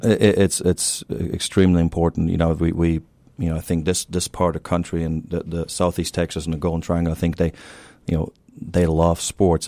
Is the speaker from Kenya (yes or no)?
no; Germany; accent: German; moved away as an adult; also born or lived in Tennessee, United States; now in Beaumont, United States; I'm originally from Germany, so you hear that German accent once in a while